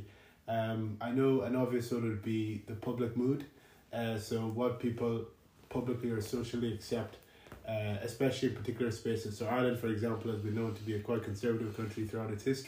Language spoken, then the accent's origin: English; Nigeria; I'm a guy. I'm black. I'm Nigerian.